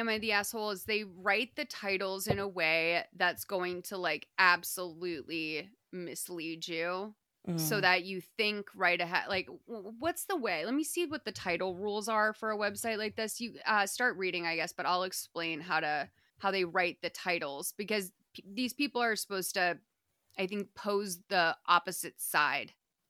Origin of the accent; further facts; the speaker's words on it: Massachusetts, United States; I'm from Massachusetts.